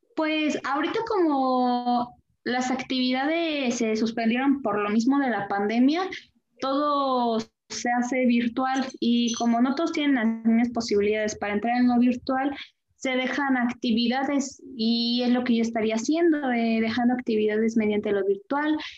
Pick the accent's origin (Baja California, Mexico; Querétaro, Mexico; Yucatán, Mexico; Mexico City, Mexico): Querétaro, Mexico; De aquí de la, del estado y municipio de Querétaro